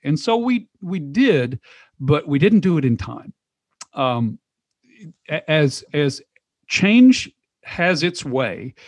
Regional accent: Knoxville, Tennessee, United States; moved away as an adult; also born or lived in Texas; I'm from Knoxville, but I moved to Texas

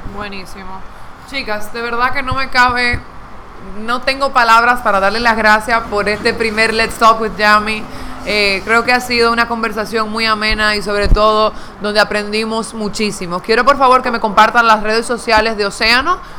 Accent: Dominican Republic; yo quiero vivir en República Dominicana, yo quiero vivir, esta es mi tierra, este es mi país

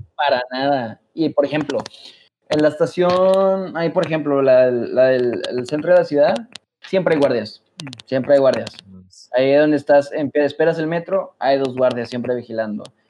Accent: Mexico; moved away as an adult; now in Germany

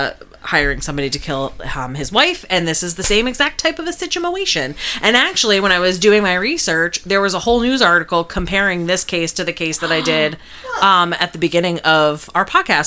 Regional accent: New Jersey, United States; moved away; I wanted to pay a little homage to my home state of New Jersey.

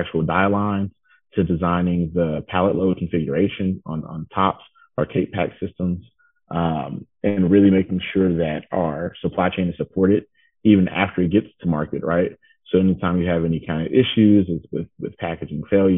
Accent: Atlanta, Georgia, United States; also born or lived in Clemson, South Carolina; I am originally from the Atlanta, Georgia area.

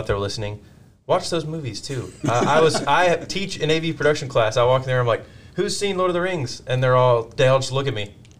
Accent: Texas, United States; I'm from Texas.

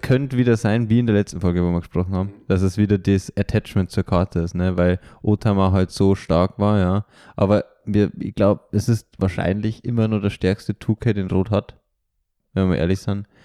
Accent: Germany; now in Vienna, Austria; ich bin ja eigentlich Deutscher

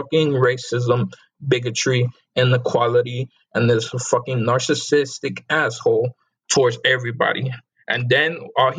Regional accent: United States; I don't hate the country where I was born in because I am American. U.S.

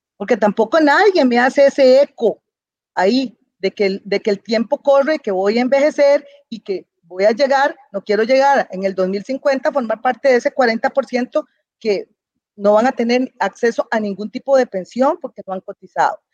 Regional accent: Costa Rica; Los dueños somos los costarricenses

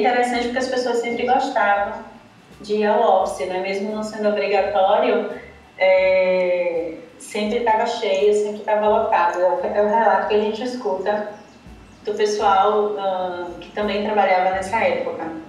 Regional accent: Salvador, Bahia, Brazil; sou de Salvador

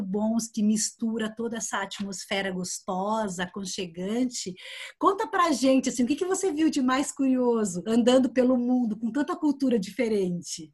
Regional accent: Londrina, Paraná, Brazil; moved away as an adult; now in Curitiba, Brazil; que eu sou da região de Londrina. E quando eu me mudei para Curitiba, há quatro anos

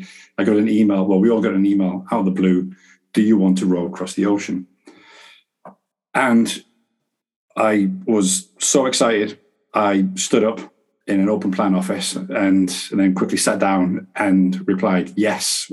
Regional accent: Manchester, North West England, United Kingdom; I'm from Manchester

